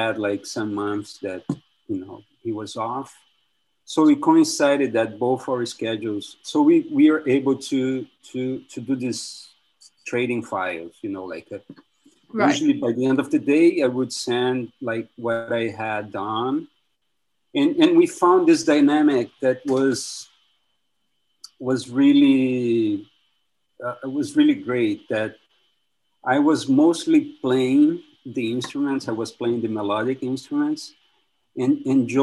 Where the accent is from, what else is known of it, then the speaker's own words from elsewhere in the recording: Brazil; moved away as an adult; also born or lived in New York, United States; now in Brooklyn, United States; I'm from Brazil, where I study